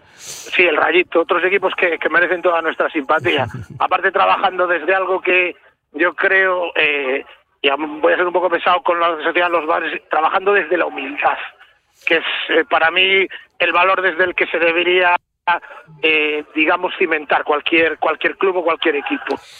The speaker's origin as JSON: {"language": "Spanish", "region": "Galicia", "country": "Spain", "said": "como gallego"}